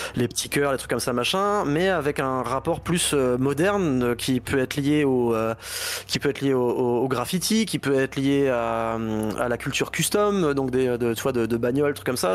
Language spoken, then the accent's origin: French; Basque Country, Nouvelle-Aquitaine, France; moved away; also born or lived in Laval; je viens du Pays Basque à la base